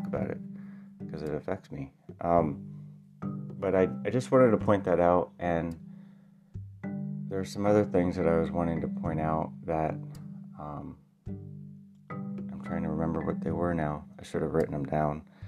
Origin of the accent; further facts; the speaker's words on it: Illinois, United States; I'm from Illinois. That's where I live.